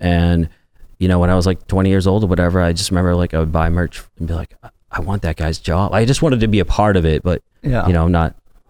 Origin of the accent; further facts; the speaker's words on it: Lynn, Massachusetts, United States; I was born and raised in Lynn